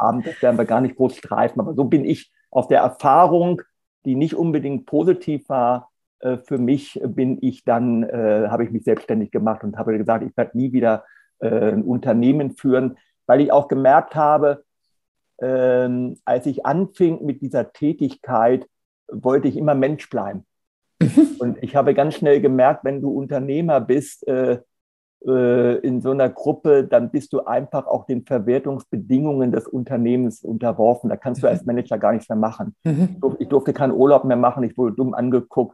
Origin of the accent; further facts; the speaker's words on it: Hanover, Lower Saxony, Germany; moved away as an adult; also born or lived in Marburg; now in Hamburg, Germany; Ich komme ursprünglich aus Hannover